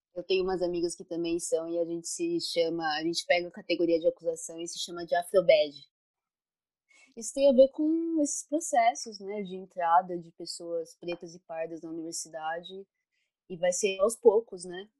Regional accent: São Paulo, Brazil; sou de São Paulo

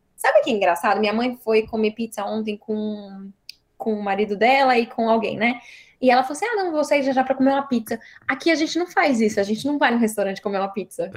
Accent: Brazil; now in Sacramento, United States; eu sou brasileira

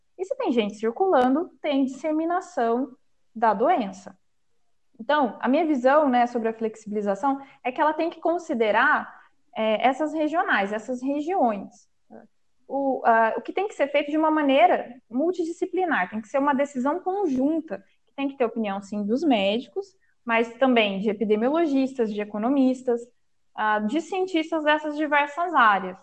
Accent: Northwest São Paulo, Brazil; a região é, da minha cidade natal é o Noroeste Paulista

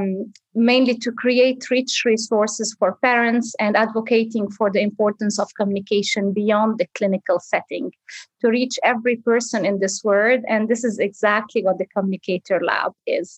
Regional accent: Zahle, Beqaa, Lebanon; moved away as an adult; also born or lived in Beirut / Dubai; now in Sydney, Australia; I'm actually originally Lebanese. I was born and raised in Zahle, a culturally rich city in the Bekaa region

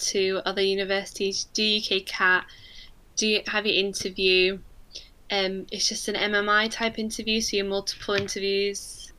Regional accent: Manchester, North West England, United Kingdom; So because I'm from Manchester and it's so close to get to uni, I just live at home.

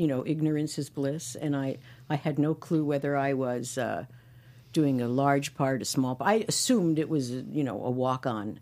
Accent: New York City, New York, United States; moved away; growing up in Brooklyn

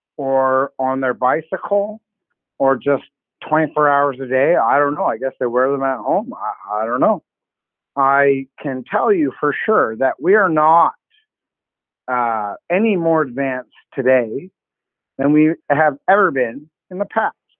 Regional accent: Canada; I'm Canadian

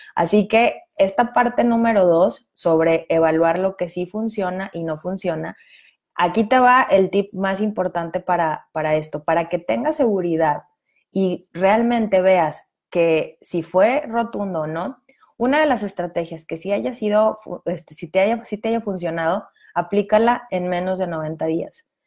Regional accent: Mexico; cómo funcionaban los impuestos en mi país

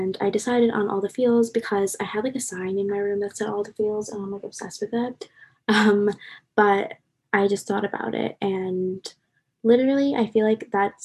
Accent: Long Island, New York, United States; moved away as an adult; now in New Jersey, United States; I'm from Long Island, New York, so I'm an out-of-state student

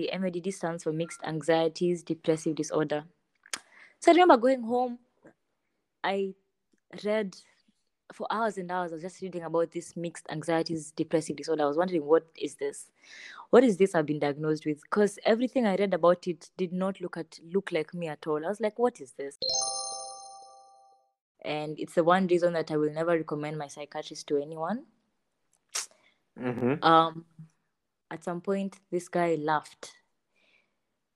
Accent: Nairobi, Kenya; also born or lived in Eldoret, Kenya; I moved to Nairobi from Eldoret. I was studying between the years 2009 going down, I was studying in Hill School Eldoret. And then after that, when we moved to Nairobi, that was in class 3.

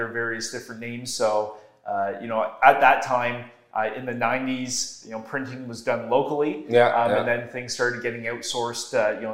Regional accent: Milton, Ontario, Canada; also born or lived in Toronto; I grew up in Milton. So if somebody's listening and they're not familiar, it's just like 40 minutes west of Toronto

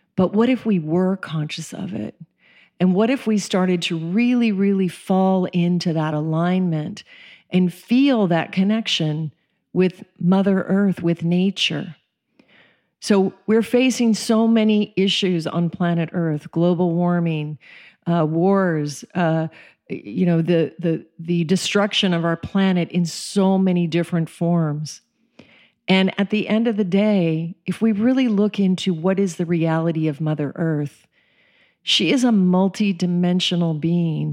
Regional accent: Colorado, United States; also born or lived in Alaska; I was raised in Colorado and Alaska, um, spent most of my childhood in the forests

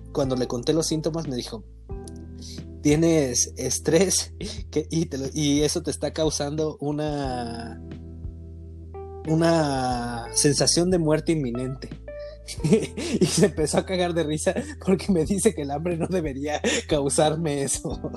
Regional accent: Guadalajara, Jalisco, Mexico; nosotros como sociedad tapatía

